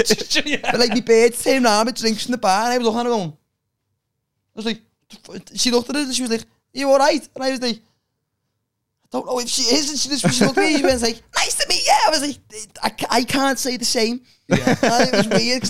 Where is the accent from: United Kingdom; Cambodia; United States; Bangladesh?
United Kingdom; Liverpool, North West England; now in Whiston, United Kingdom; I'm not from there. I just live there. I'm actually from Edge Lane.